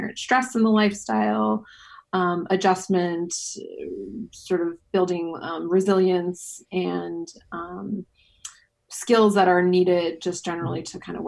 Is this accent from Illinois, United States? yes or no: no; a suburb of New York City, United States; now in Amsterdam, Netherlands; my passport is American, and I grew up in a suburb of New York City